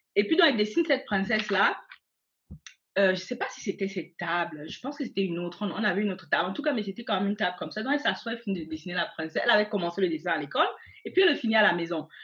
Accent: Cameroon; moved away as an adult; now in Germany; je suis née au Cameroun. J'ai grandi au Cameroun.

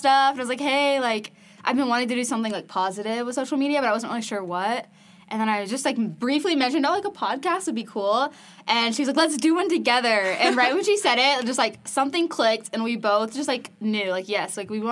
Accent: Frisco, Texas, United States; moved away as an adult; now in Provo, United States; I grew up in Frisco, Texas

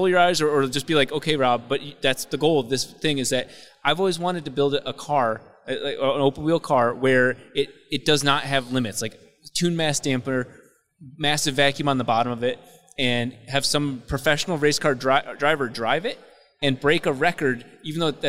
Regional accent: Michigan, United States; now in Los Angeles, United States; I'm from Michigan

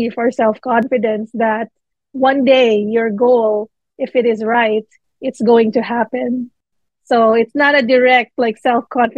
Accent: Manila, Metro Manila, Philippines; now in New York, United States; I'm Filipino, born and raised in the Philippines

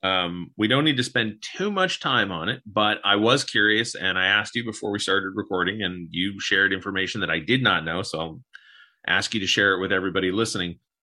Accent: United States; we're all American

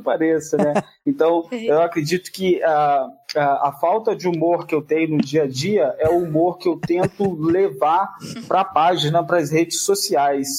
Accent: Barra do Piraí, Rio de Janeiro, Brazil; Eu sou de um condado longínquo e distante chamado Barra do Piraí.

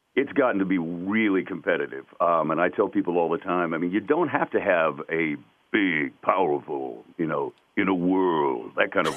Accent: North Carolina, United States; accent: twang; I was from the South. I grew up in North Carolina, so it definitely had a little bit of a twang to it.

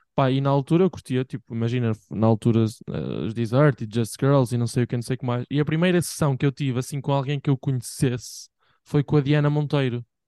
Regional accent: Bragança, Bragança District, Portugal; moved away; em Bragança, tipo, a minha terra

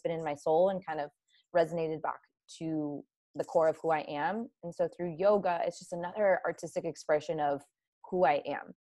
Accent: Ohio, United States; i grew up in ohio but my dad uh, is from colombia

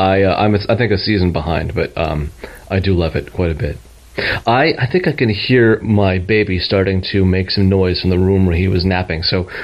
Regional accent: California, United States; I'm from Southern California, and I'm a person who believes in crystal healing

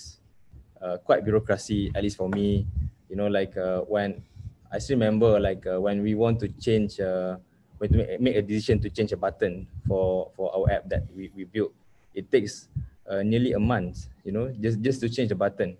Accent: Kota Bharu, Kelantan, Malaysia; also born or lived in Melaka; I'm from Kota Baru, Kelantan

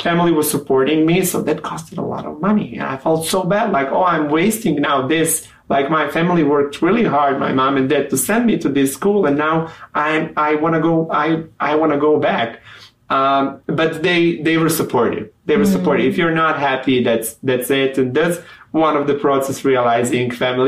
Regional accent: Montenegro; first language Serbian; English is a second language; moved away as an adult; also born or lived in Mexico / Chicago; now in United States; I'm from Montenegro. We used to be a part of Yugoslavia, which majority of Yugoslavia speaks Serbian language. Mm-hmm. So I grew up speaking Serbian

